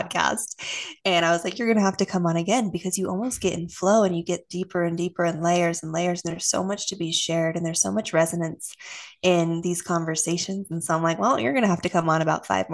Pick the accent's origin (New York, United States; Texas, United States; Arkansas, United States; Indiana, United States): Texas, United States; Austin; also born or lived in Utah; I was moved from Utah to Austin in elementary school